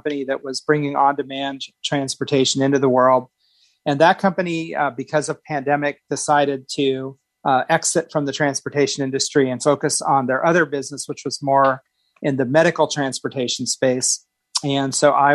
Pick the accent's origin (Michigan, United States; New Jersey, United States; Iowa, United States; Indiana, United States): Indiana, United States; now in Phoenix, United States; I'm originally from Indiana. I've lived in a number of states around the country.